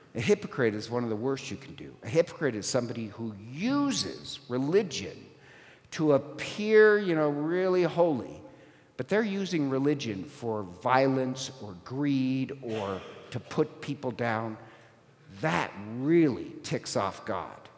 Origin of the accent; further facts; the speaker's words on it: Ireland; I'm Irish